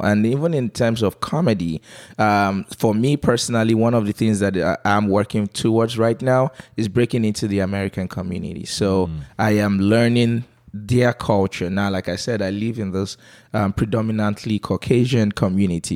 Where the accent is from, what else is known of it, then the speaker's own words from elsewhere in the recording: Calabar, Cross River, Nigeria; accent: Calabar; moved away as an adult; So here's my Calabar accent